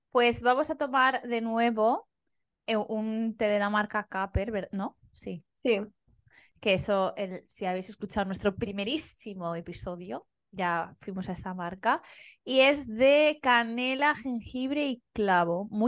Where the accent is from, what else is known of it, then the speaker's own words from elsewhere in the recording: Valencian Community, Spain; somos valencianas